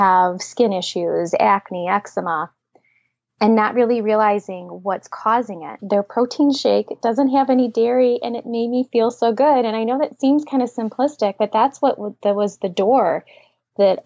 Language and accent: English; Detroit, Michigan, United States; I was born and raised here, so I grew up in Metro Detroit